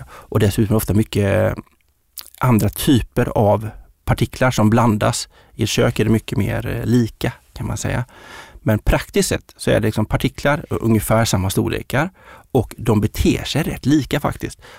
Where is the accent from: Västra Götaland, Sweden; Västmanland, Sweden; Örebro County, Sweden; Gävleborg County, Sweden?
Västra Götaland, Sweden; Uddevalla; moved away; Jag är från Uddevalla